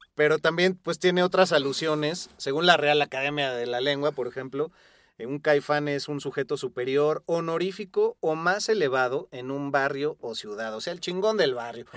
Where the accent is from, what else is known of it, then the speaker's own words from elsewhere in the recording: Mexico; todos los que somos eh, mexicanos